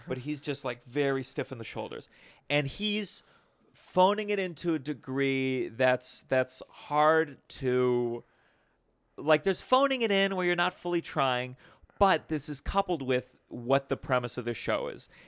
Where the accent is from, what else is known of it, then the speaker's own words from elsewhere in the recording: Potomac, Maryland, United States; moved away; I grew up in Potomac, Maryland.